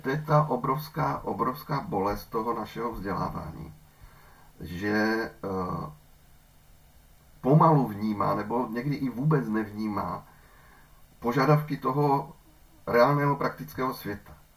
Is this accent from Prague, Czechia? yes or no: no; Ostrava, Moravian-Silesian Region, Czechia; u nás v Ostravě